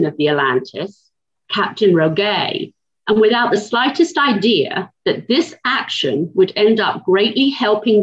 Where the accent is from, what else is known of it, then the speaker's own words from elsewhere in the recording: St Albans, East of England, United Kingdom; now in Knoxville, United States; I'm from St. Albans in Hertfordshire, just north of London.